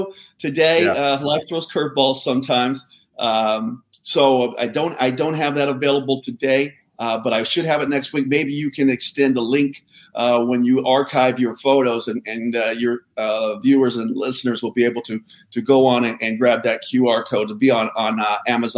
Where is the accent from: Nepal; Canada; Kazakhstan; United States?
United States; Southern California; I grew up in Southern California